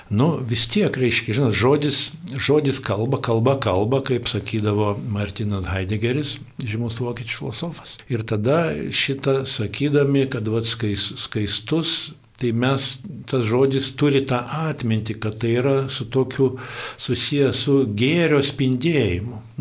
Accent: Lithuania; Mes lietuviai

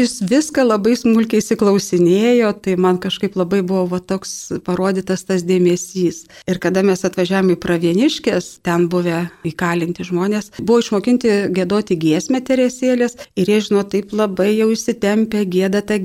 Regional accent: Lithuania; esu iš Kaišėdarių viskupijos

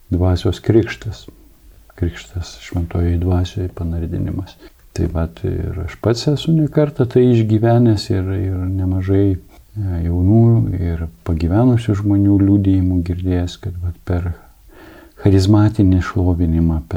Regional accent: Samogitia, Lithuania; kaip mes žemaičiai sakom.

